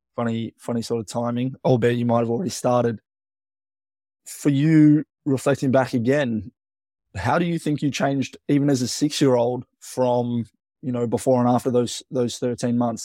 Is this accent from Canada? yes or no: no; Melbourne, Victoria, Australia; I would say I'm from Melbourne, but where I went to school was, yeah, about that twenty-five miles away from Melbourne